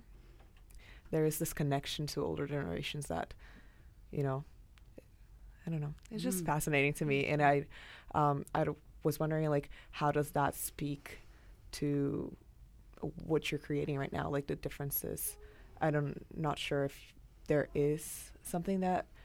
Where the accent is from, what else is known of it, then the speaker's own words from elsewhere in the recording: Brazil; moved away; I'm from Brazil, a Spanish descendant